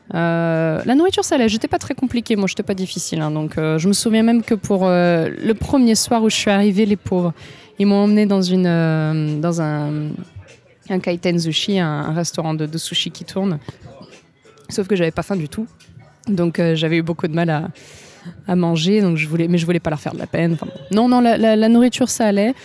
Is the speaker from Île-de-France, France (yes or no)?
no; Marseille, Provence-Alpes-Côte d'Azur, France; moved away as an adult; also born or lived in Var; now in Japan; je viens de Marseille, mais je viens un peu de autour de Marseille. J'ai fait la moitié de mes études à Marseille, l'autre moitié à Aix-en-Provence